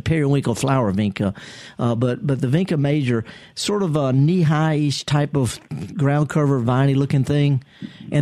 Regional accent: United States; I was raised in Pecan Grove

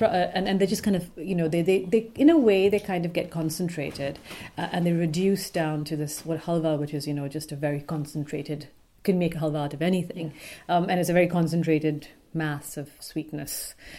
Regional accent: Pakistan; born or raised there; moved away as an adult; now in United Kingdom

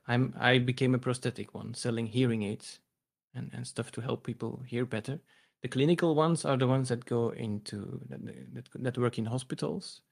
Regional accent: Belgium; I'm a guy from Belgium, Central Europe.

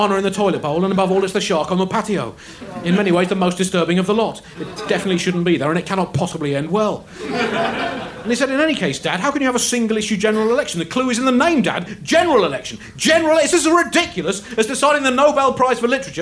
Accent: United Kingdom; I'm British, son. 110% British

